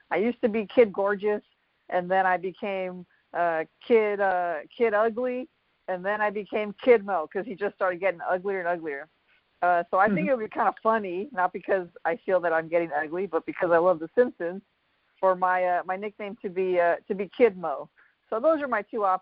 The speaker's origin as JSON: {"language": "English", "town": "Montebello", "region": "California", "country": "United States", "tie": "born or raised there", "said": "I grew up in Montebello, born and raised."}